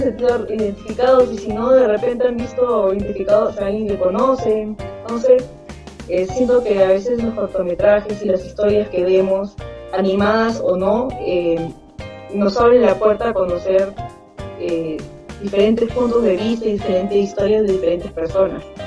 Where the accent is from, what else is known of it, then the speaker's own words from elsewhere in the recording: Lima, Peru; soy de Lima, Perú.